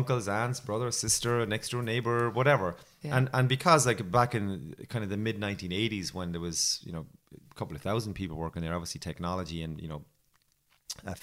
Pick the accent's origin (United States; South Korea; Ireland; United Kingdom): Ireland; Waterford, Munster; accent: Irish; I'm from Waterford, the place where they make the crystal.